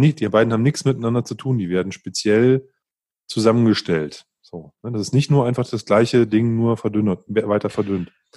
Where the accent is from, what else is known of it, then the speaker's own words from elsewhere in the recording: Northern Germany, Germany; moved away; ich bin ja im, im Norden groß geworden und da trinkt man halt Pilz.